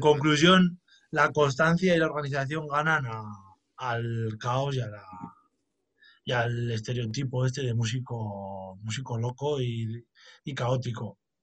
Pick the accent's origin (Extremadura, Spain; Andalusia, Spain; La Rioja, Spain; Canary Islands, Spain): La Rioja, Spain; aquí en mi tierra, que es La Rioja